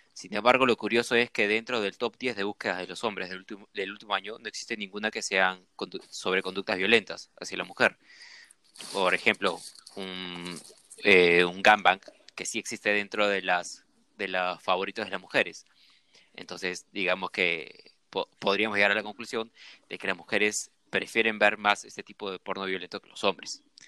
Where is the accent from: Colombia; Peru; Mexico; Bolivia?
Peru; como sudaca, como peruano